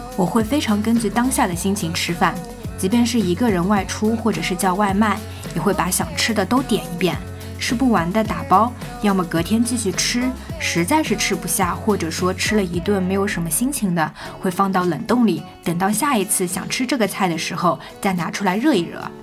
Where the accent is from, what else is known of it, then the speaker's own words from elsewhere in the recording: southern China, China; moved away as an adult; now in Beijing, China; 身为南方人